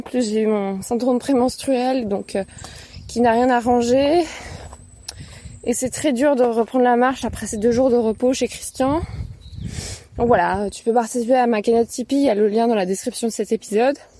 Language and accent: French; Paris, Île-de-France, France; je suis une Parisienne